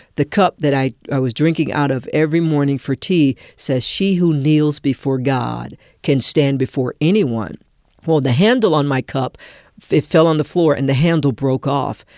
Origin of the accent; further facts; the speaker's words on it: South Carolina, United States; I was born in South Carolina, and I lived in a community called the Holy Woods